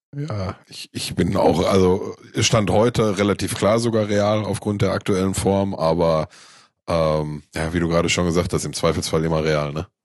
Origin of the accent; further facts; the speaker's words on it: Gelsenkirchen, North Rhine-Westphalia, Germany; ich komme aus Gelsenkirchen